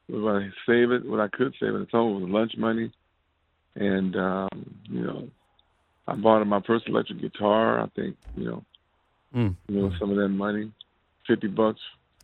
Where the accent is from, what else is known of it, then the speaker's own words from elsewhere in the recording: Compton, California, United States; I'm from Compton, man.